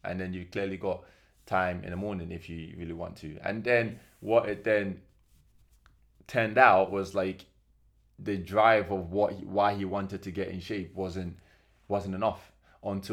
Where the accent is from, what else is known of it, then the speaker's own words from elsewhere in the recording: Nigeria; because I'm Nigerian